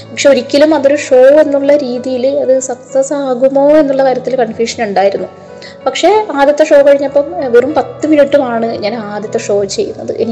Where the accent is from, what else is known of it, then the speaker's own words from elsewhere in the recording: Kannur, Kerala, India; moved away as an adult; now in Thiruvananthapuram, India; സ്വന്തം നാടെന്ന് പറയുന്നത് കണ്ണൂരാണ് അവിടെയാണ് പഠിച്ചതും ബാക്കി ജനിച്ചതും വളർന്നതും ഒക്കെ അവിടെ തന്നെയാണ്